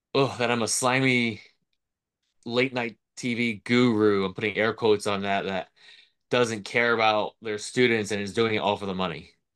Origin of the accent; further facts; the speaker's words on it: Florida, United States; I grew up in Florida.